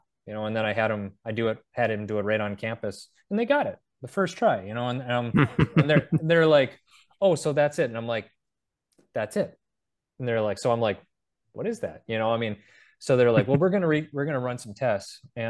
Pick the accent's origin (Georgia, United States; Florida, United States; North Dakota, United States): North Dakota, United States; I think like back in the day, like even in my home state of North Dakota, you can't go down any county road without seeing a sign that says silo site.